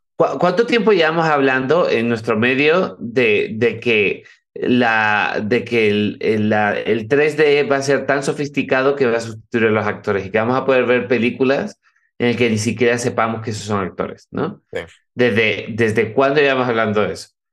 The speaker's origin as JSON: {"language": "Spanish", "town": "Cádiz", "region": "Andalusia", "country": "Spain", "tie": "born or raised there", "said": "Mi familia, mi familia es vasca, yo nací en Cádiz"}